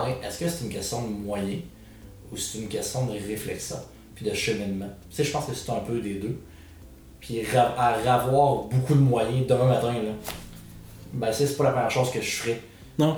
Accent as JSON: {"language": "French", "town": "Quebec City", "region": "Quebec", "country": "Canada", "said": "je viens de Québec"}